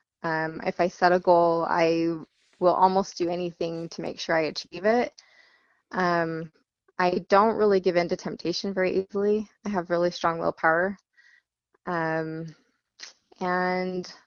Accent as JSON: {"language": "English", "town": "Sandy", "region": "Utah", "country": "United States", "tie": "born or raised there", "said": "I grew up in Sandy, Utah, and I pretty much lived here all my life"}